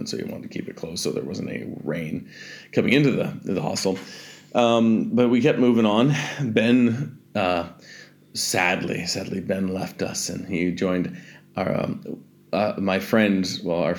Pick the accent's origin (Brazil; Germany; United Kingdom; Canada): Canada; I'm Canadian